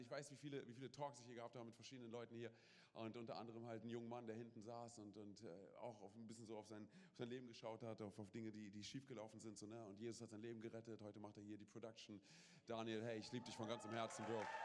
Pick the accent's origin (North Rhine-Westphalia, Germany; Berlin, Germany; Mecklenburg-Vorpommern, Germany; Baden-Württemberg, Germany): Berlin, Germany; wir kommen aus Berlin, wir haben auf der Straße, wir haben Sachen gemacht